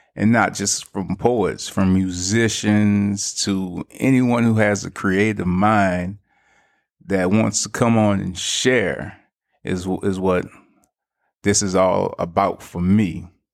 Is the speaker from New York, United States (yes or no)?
no; New Orleans, Louisiana, United States; I'm originally from New Orleans, Louisiana